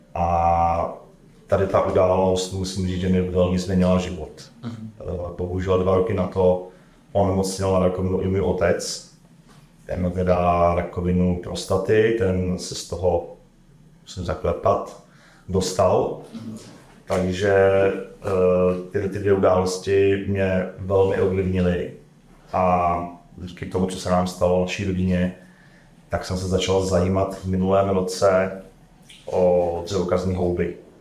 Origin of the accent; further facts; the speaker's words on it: České Budějovice, South Bohemian Region, Czechia; pocházím z Českých Budovic